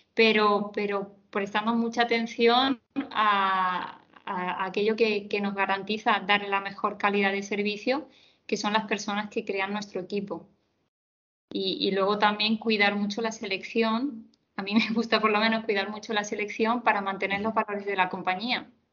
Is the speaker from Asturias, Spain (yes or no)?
no; Córdoba, Andalusia, Spain; also born or lived in Seville; soy de Córdoba, estudié en Sevilla, estudié psicología